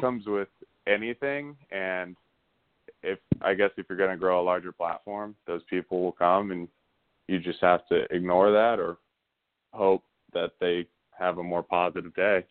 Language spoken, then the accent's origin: English; Bay Area, California, United States; I'm from the Bay Area in California.